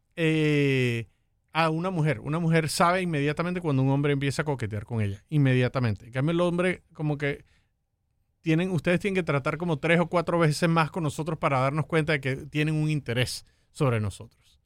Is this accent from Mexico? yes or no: no; Venezuela; now in United States; Yo soy de Venezuela